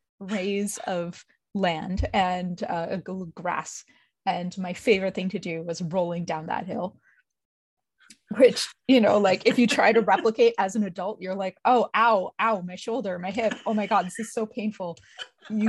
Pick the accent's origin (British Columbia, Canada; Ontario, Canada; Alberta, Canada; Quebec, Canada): Quebec, Canada; Montreal; I grew up in Montreal